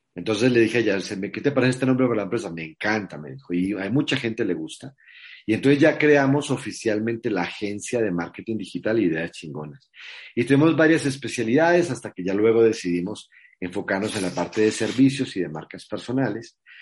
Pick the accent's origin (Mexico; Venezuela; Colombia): Mexico; ella está aquí en mi país hace cinco años, que se vino a vivir conmigo